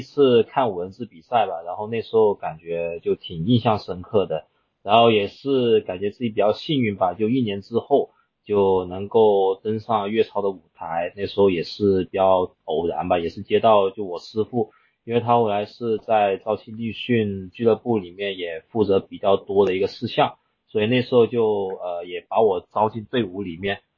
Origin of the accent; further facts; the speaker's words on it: Zhaoqing, Guangdong, China; now in Guangzhou, China; 我老家是肇庆那边的